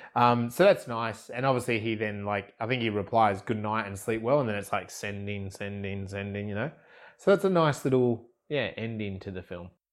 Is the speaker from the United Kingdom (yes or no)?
no; Australia; I'm Australian.